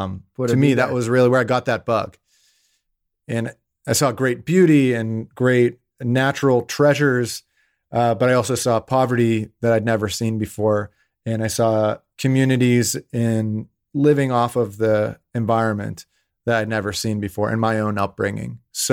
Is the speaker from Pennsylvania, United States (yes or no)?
yes; Pittsburgh, Pennsylvania, United States; So, I mean, I grew up in Pittsburgh, Pennsylvania. That's where I'm from.